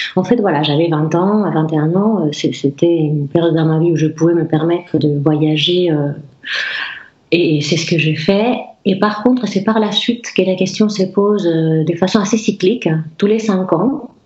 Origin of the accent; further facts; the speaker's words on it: Basque Country, Spain; French is a second language; moved away as an adult; now in Rennes, France; je viens du Pays Basque